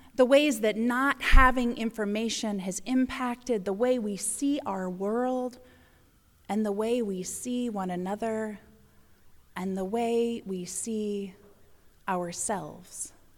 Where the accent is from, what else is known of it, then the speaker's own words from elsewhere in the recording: the South, United States; moved away; I grew up in the South in a very progressive American Baptist, uh, congregation.